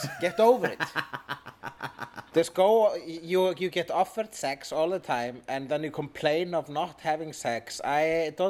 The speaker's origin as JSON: {"language": "English", "country": "Iceland", "said": "And I am an Icelander."}